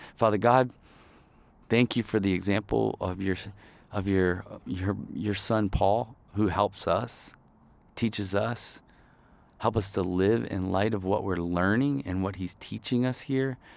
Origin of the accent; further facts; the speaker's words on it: Ohio, United States; also born or lived in Kalamazoo, Michigan / northern Michigan; I was born in Kalamazoo, Michigan, which is more southern, um, and then I grew up in Ohio, basically. But we were always in Michigan